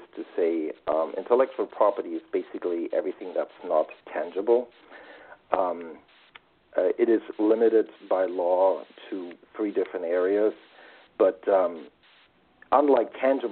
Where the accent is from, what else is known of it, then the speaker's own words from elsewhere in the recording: Germany; moved away as an adult; also born or lived in Washington, D.C. / London / Munich / New York; now in United States; Originally, I am from Germany, studied law there before I moved to the U.S.